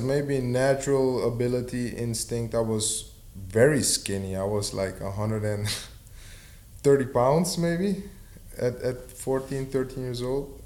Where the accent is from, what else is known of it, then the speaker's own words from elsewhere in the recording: Suriname; I'm from Suriname, South America